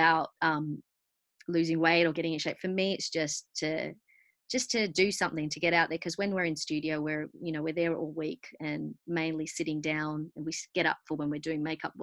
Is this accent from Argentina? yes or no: yes; Argentina; growing up being South American, myself being Argentinian